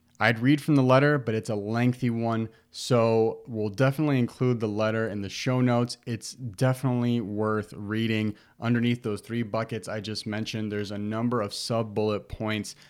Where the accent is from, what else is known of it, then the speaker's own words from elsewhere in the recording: Chicago, Illinois, United States; Born and raised in Humble Park